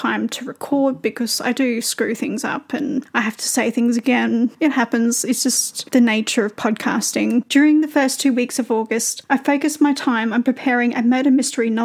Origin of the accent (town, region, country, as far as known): Australia; accent: Australian